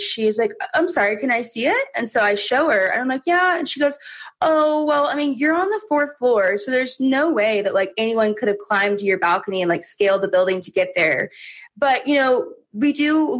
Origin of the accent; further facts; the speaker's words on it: Oklahoma City, Oklahoma, United States; I'm from Oklahoma City